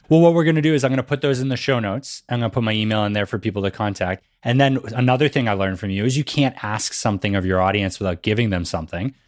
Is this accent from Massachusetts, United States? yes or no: yes; Massachusetts, United States; growing up in Massachusetts, that was something that they definitely made sure we learned in school